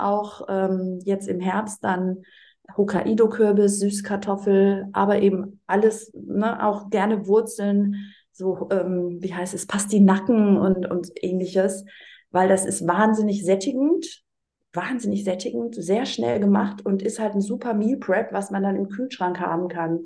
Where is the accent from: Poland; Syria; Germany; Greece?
Greece; das als Griechin